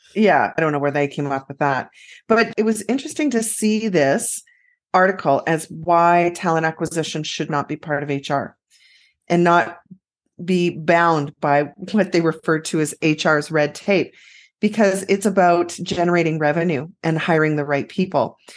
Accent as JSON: {"language": "English", "region": "Western Canada", "country": "Canada", "tie": "born or raised there"}